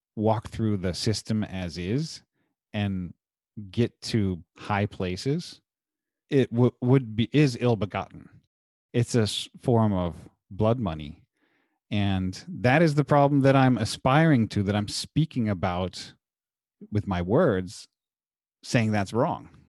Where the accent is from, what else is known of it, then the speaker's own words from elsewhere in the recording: Munster, Indiana, United States; my hometown of Munster, Indiana currently